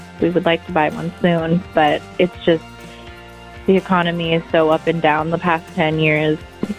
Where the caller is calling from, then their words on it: Seattle, Washington, United States; I am calling from Seattle, Washington.